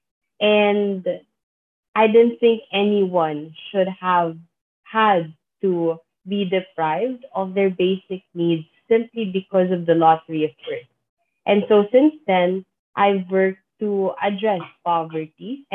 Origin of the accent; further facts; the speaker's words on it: Philippines; I'm from the Philippines. I've lived and worked in the Philippines all of my life